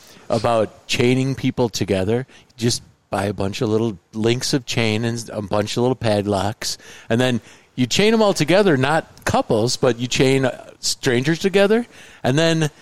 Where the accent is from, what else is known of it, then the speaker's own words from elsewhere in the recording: Indiana, United States; I'm from Indiana